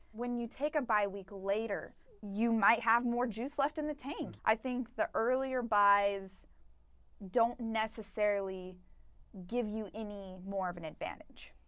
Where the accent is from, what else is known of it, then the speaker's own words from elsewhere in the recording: Colorado, United States; moved away; I'm from Colorado